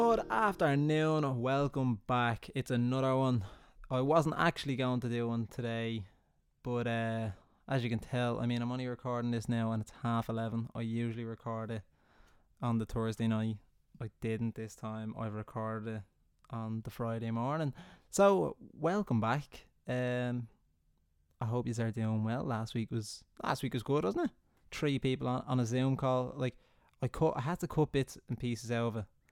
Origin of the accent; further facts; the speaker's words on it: Ireland; being Irish